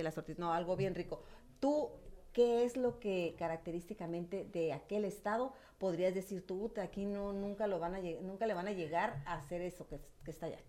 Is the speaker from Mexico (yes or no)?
yes; Nayarit, Mexico; now in Tijuana, Mexico; todos nosotros los que orgullosamente somos Nayaritas